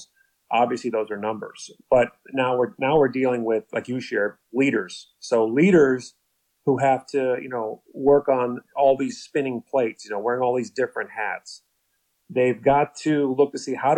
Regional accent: Cleveland, Ohio, United States; moved away; also born or lived in Ireland / Southwest Florida; I was born in Ireland, but I grew up in Cleveland, Ohio, moved to Southwest Florida, where I started to gain some attention for basketball

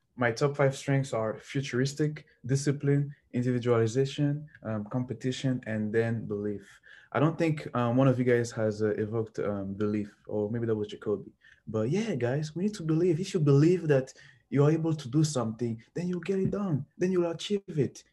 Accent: Lubumbashi, Haut-Katanga, DR Congo; moved away; I am from Lubumbashi, which is a big mining town in the Democratic Republic of the Congo

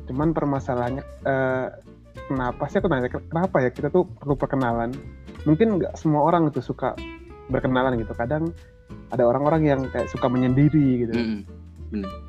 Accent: Maumere, East Nusa Tenggara, Indonesia; now in Yogyakarta, Indonesia; Okay uh, asalku dari Maumere, Flores, Nusa Tenggara Timur. Kalau aktivitasku sekarang, uh, aku kerja sambil kuliah S2 di jurusan perminyakan UPN Veteran Yogyakarta.

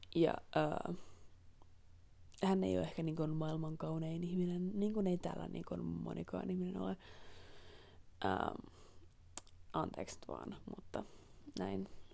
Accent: Helsinki, Uusimaa, Finland; moved away; mähän olen Helsingistä kotoisin

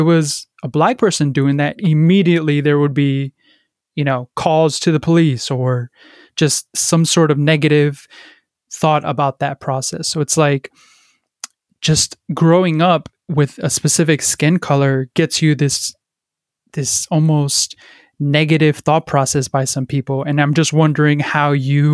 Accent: Paterson, New Jersey, United States; I grew up in Paterson, New Jersey, a very, impoverished city

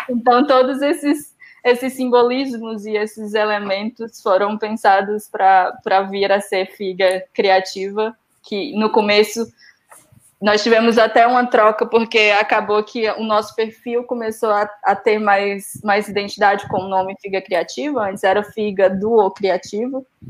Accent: Ceará, Brazil; moved away as an adult; now in Portugal; em Fortaleza, somos do Ceará

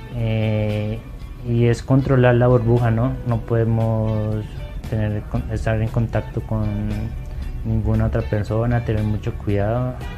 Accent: Huila, Colombia; moved away; also born or lived in Antioquia / El Carmen de Viboral

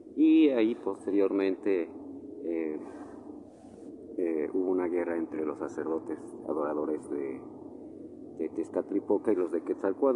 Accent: Mexico; nosotros realmente como mexicanos somos los que, los que vivimos aquí

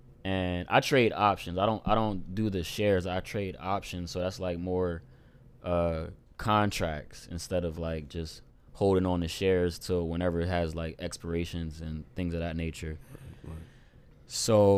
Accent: Camden, New Jersey, United States; recording in Camden right now, Camden, New Jersey, my dad's house. And this is my big brother that I grew up with in Camden, you know, since day one.

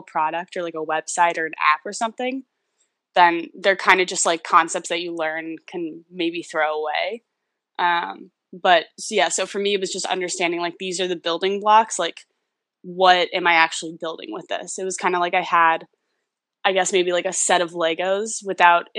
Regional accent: New York City, New York, United States; I've lived in New York City my entire life

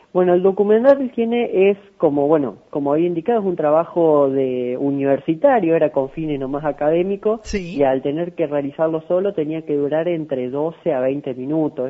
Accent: San Francisco, Córdoba, Argentina; also born or lived in Villa María; Soy de San Francisco, pero bueno, estudio allá en Villa María

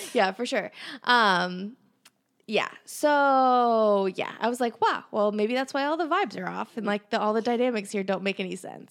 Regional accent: Pittsburgh, Pennsylvania, United States; we're from Pennsylvania, Pittsburgh

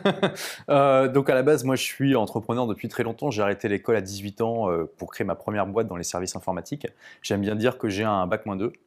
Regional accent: Lille, Hauts-de-France, France; now in London, United Kingdom; je suis de Lille

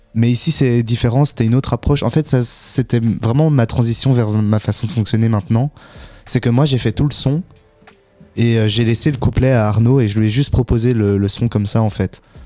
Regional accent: Ottignies-Louvain-la-Neuve, Wallonia, Belgium; also born or lived in Brussels; je viens d'ici, euh, au Tigny-Louvain-la-Neuve. J'ai fait mes secondaires ici. mais sinon, je viens plus de Bruxelles à la base.

